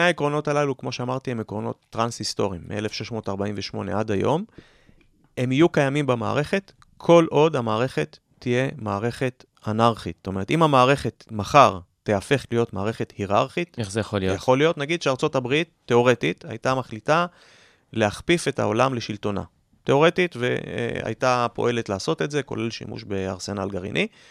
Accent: Jerusalem, Jerusalem District, Israel; כירושלמי כמוני, שאוהב את העיר

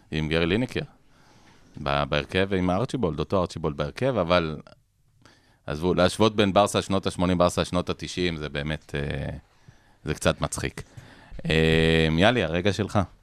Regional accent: Israel; כילד שגדל בשנות ה-80 בישראל

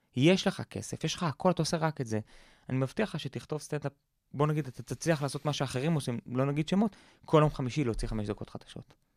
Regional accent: Israel; גדלתי בקיבוץ

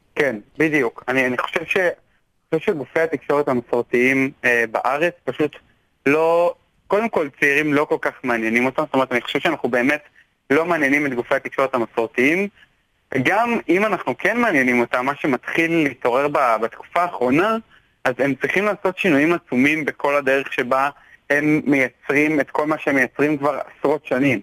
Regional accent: Tel Aviv, Tel Aviv District, Israel; אני תל אביבי

